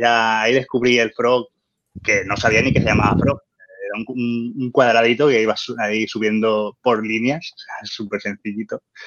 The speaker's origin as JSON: {"language": "Spanish", "region": "Valencian Community", "country": "Spain", "said": "soy un valenciano nacido en los 80"}